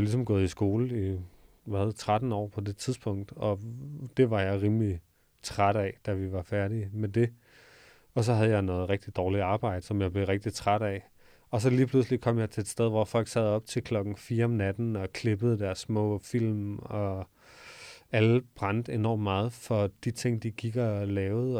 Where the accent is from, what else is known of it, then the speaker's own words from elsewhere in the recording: Odense, Southern Denmark, Denmark; moved away as an adult; also born or lived in Copenhagen; så flyttede jeg fra Odense, hvor jeg født og opvokset, til København